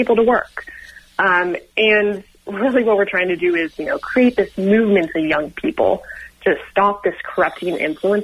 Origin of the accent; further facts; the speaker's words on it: Sonoma County, California, United States; I was born and raised in Sonoma County and still live in Sonoma County right now